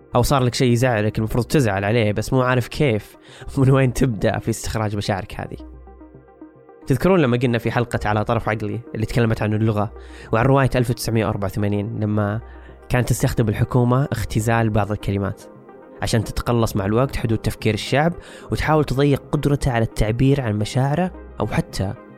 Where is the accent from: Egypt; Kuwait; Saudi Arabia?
Saudi Arabia; علينا كسعوديين أو حتى عرب